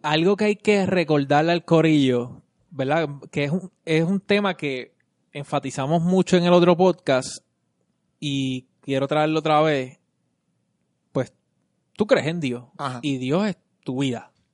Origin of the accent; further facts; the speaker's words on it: Vega Baja, Puerto Rico; now in San Juan metro area, Puerto Rico; yo soy de Vega Baja. Y cuando me tocaba venir para acá, ahora no, ahora vivo acá